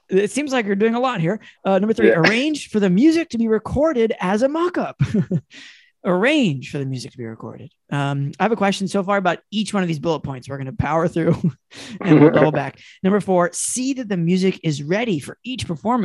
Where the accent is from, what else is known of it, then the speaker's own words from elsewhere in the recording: Asheville, North Carolina, United States; I'm from Asheville, North Carolina